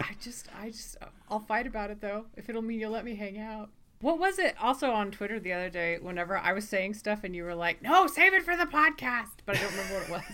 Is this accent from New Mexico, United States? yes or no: yes; Las Cruces, New Mexico, United States; also born or lived in Coleraine, Northern Ireland; I grew up in Las Cruces, America. That's what my dad always called it, but Las Cruces, New Mexico